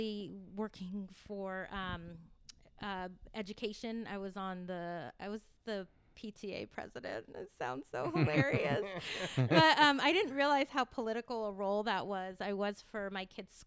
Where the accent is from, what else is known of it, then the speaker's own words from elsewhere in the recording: Corralitos, California, United States; I grew up in Corrales